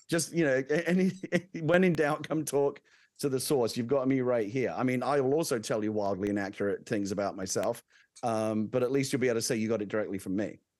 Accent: London, United Kingdom; moved away; I'm originally from the U K. I grew up in London

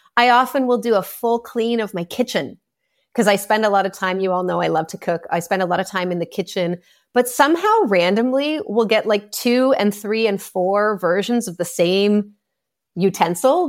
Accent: Canada; I'm Canadian

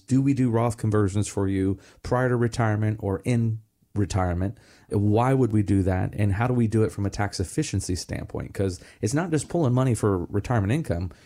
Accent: Melbourne, Florida, United States; growing up in Pineda Causeway here in Merritt Island, Melbourne

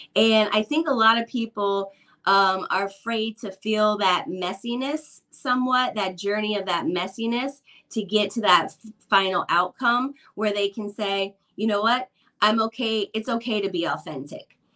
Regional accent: Midwest, United States; when I was a kid growing up in the Midwest

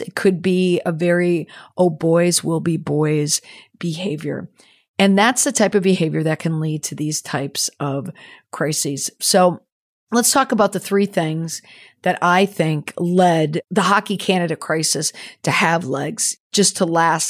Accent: United States; also born or lived in New England; as an American hockey mom

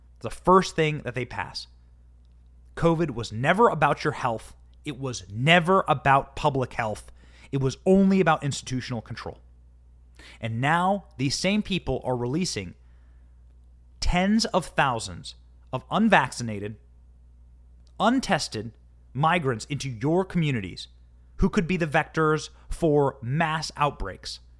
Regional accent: Iowa, United States; my hometown in Iowa

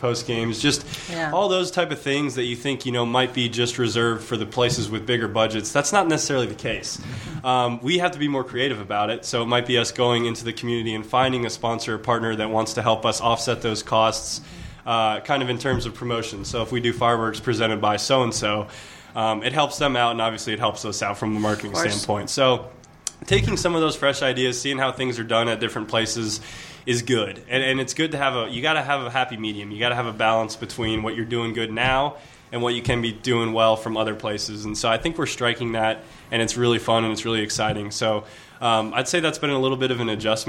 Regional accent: Greensboro, North Carolina, United States; also born or lived in Michigan; I was born in Michigan, but I grew up in Greensboro. So I'm really from Greensboro.

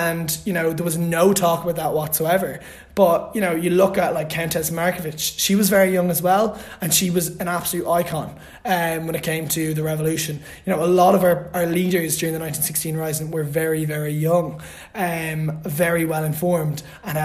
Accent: Louth, Leinster, Ireland; I'm originally from Louth

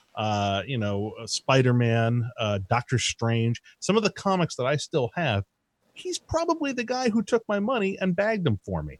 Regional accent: Easthampton, Massachusetts, United States; moved away; I grew up in East Hampton, Massachusetts.

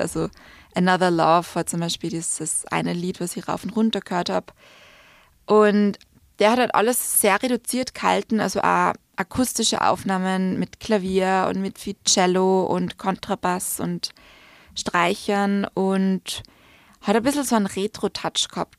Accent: Salzburg, Austria; also born or lived in London; now in Vienna, Austria; nach Salzburg zurückzukommen

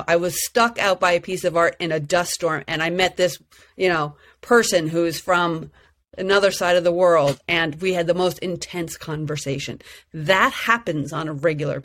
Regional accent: New York, United States; I was from New York

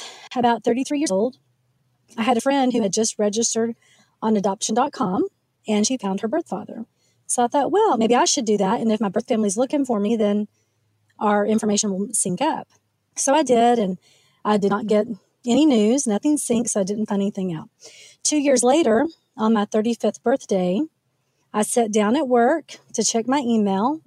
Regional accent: Oklahoma, United States; moved away; also born or lived in Frisco, Texas; I was raised in Oklahoma

